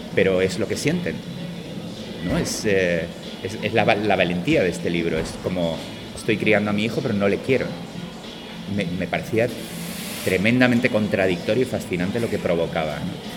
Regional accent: Málaga, Andalusia, Spain; yo soy de Málaga

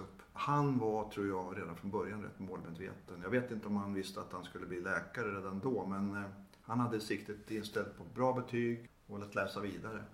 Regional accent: Gävle, Gävleborg County, Sweden; det fanns i Gävle då där jag växte upp

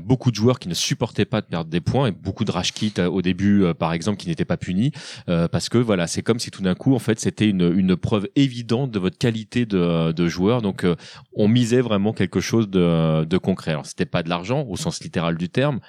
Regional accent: France; chez nous, en France, on a quand même une, culture

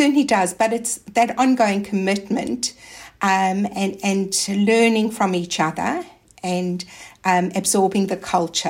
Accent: South Africa; now in Australia; I came from South Africa. So I actually came to Australia and I didn't know anybody else.

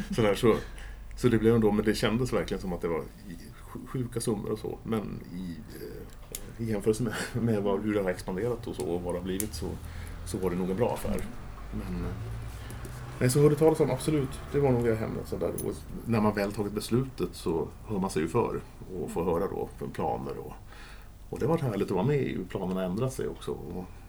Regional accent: Järfälla, Stockholm County, Sweden; när jag växte upp så var vi 0758 här ute, inte 08

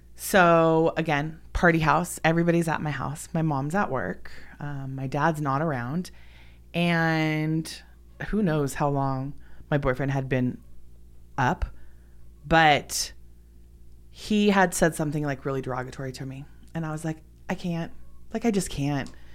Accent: Los Angeles, California, United States; I was born and raised in Los Angeles, California

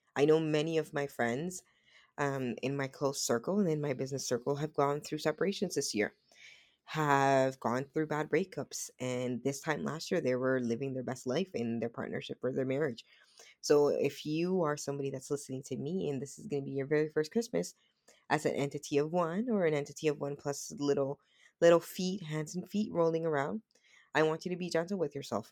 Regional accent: Dominican Republic; moved away; I was born in the Dominican Republic

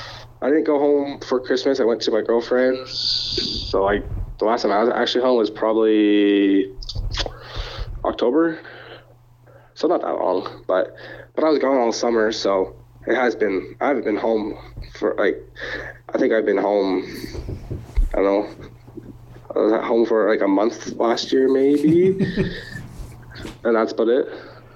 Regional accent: Canada; I don't really know who is all doing the East as a Canadian.

